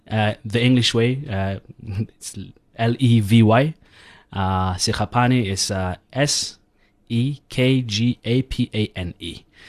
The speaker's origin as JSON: {"language": "English", "town": "Kroonstad", "region": "Free State", "country": "South Africa", "tie": "born or raised there", "said": "I grew up in Kronstadt, in the Free State."}